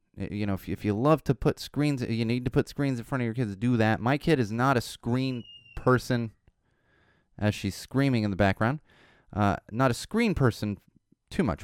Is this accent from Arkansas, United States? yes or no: no; Poway, California, United States; also born or lived in Miami, Florida / Chicago / Los Angeles; I grew up in Poway